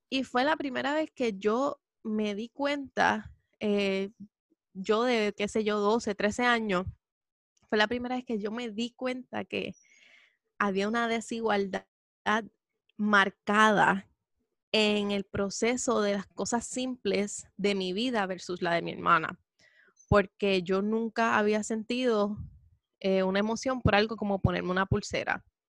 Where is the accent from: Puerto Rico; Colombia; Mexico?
Puerto Rico; Puerto Rico siendo un lugar latino que está lleno de curvas